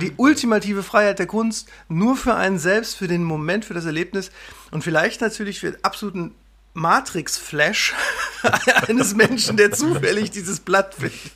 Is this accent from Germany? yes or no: yes; Wesel, North Rhine-Westphalia, Germany; moved away as an adult; also born or lived in Bochum / Berlin; now in Münsterland, Germany; Ich bin in Wesel am Niederrhein aufgewachsen